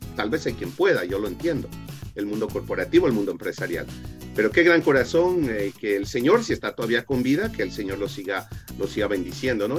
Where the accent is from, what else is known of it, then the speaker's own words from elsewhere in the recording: Ecuador; now in Las Vegas, United States; Yo soy originario de Ecuador